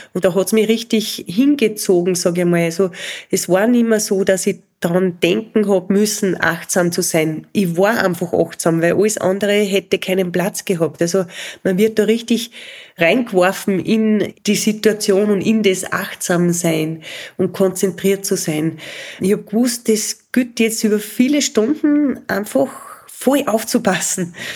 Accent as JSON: {"language": "German", "town": "Spital am Pyhrn", "region": "Upper Austria", "country": "Austria", "tie": "born or raised there", "said": "in Spital am Büren, da wo ich aufgewachsen bin."}